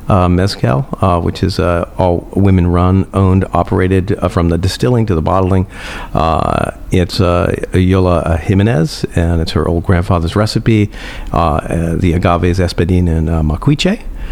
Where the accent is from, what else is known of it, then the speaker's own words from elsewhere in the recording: Ireland; And actually, we're both Irish.